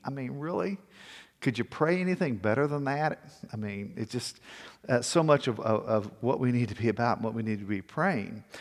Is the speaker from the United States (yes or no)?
yes; Corpus Christi, Texas, United States; also born or lived in Victoria, Texas / Georgetown, Texas / Denver; now in Austin, United States; I was born in Victoria, Texas, and then we moved to Corpus Christi